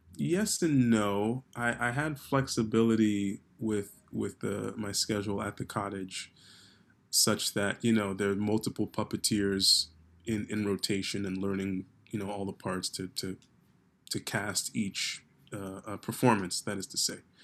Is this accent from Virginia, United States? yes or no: no; New York, United States; growing up in New York